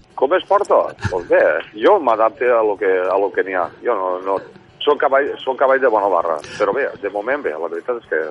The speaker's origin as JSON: {"language": "Catalan", "town": "Xàtiva", "region": "Valencian Community", "country": "Spain", "said": "el vam estrenar el dia 15 d'agost de, de l'any passat, en el meu poble, en Xàtiva."}